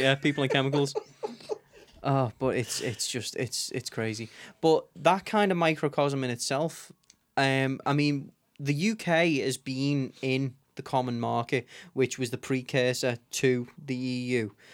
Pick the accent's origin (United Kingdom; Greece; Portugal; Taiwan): United Kingdom; Liverpool, North West England; I was born and raised here in Liverpool